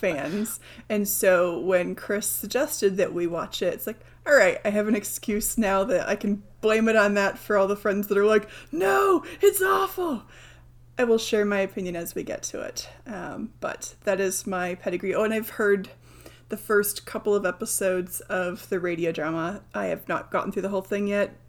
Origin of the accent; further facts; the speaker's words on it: United Kingdom; I'm British